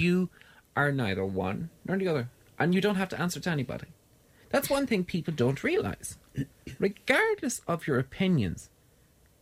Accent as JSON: {"language": "English", "country": "Ireland", "said": "I came home from Ireland, or came home to Ireland in July 23rd"}